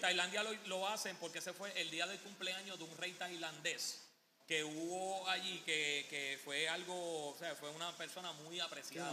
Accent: Puerto Rico; aquí en Puerto Rico somos territorio americano

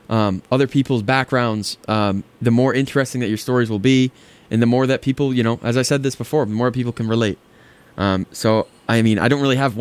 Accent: Belmont, Massachusetts, United States; I mean, I'm from Boston. I'm from actually just outside of Boston. I grew up in Belmont for most of my life.

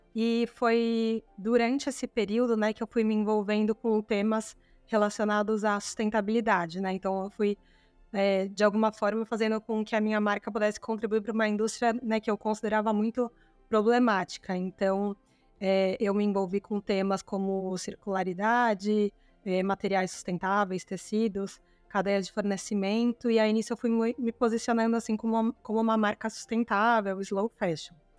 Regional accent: São Paulo, Brazil; Eu sou de São Paulo

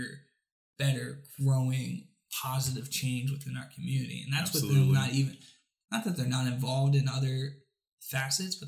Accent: Reading, Pennsylvania, United States; moved away; I'm from Reading

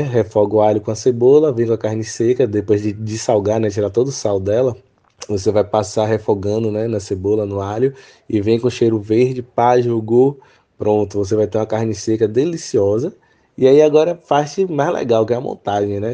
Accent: Salvador, Bahia, Brazil; moved away as an adult; now in Cachoeira, Brazil; sou de Salvador, Bahia e atualmente estou morando em Cachoeira

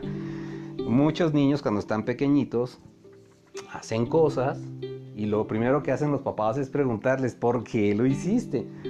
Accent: Mexico; cómo somos los mexicanos

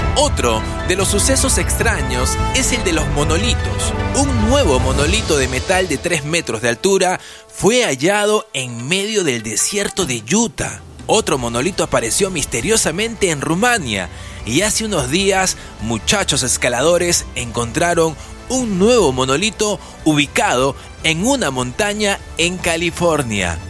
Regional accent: Peru; Soy el peruano

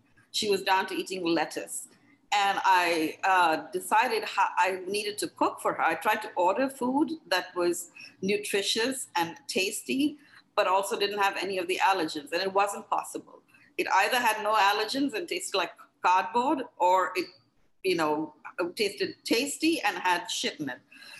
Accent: India; And I was, because I was from India, a lot of people, and I had been in the hospitality industry in India working for a hotel chain.

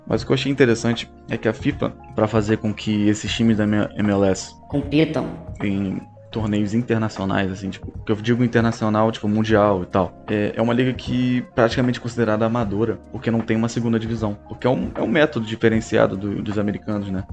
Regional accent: Rio de Janeiro, Brazil; eu cresci em Bangu, no Rio de Janeiro

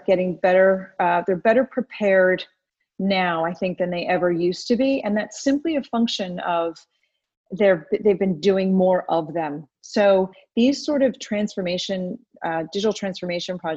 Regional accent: United States; moved away as an adult; now in United Kingdom; I have been in the UK for about 14 years. I grew up in America

